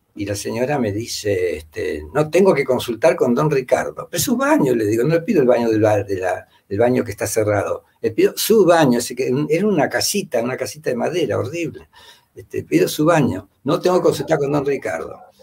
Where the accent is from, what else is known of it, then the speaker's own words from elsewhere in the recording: Rosario, Santa Fe, Argentina; moved away as an adult; also born or lived in Spain / Italy / France; now in Peru; nací en Rosario, viví en Rosario muchos años, 30 años por lo menos.